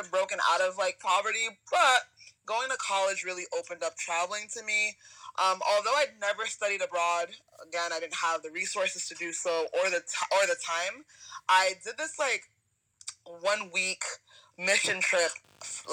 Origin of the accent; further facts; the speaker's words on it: Providence, Rhode Island, United States; moved away as an adult; also born or lived in Jeju Island, South Korea; now in Boston, United States; I'm from Providence, Rhode Island